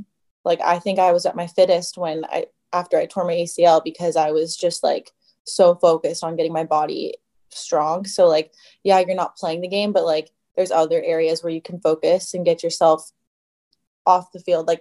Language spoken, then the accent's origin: English; United States; being American